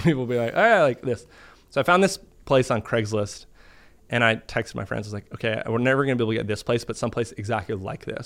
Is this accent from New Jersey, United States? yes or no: no; Boston, Massachusetts, United States; moved away; grew up in Boston